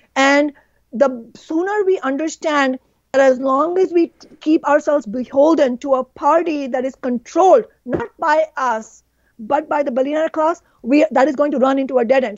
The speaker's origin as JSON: {"language": "English", "country": "India", "tie": "born or raised there", "moved": "yes", "lives_now": "Seattle, United States", "said": "my home country, India"}